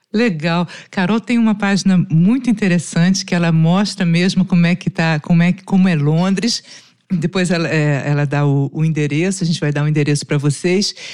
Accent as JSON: {"language": "Portuguese", "country": "Brazil", "said": "Aqui a gente no Brasil"}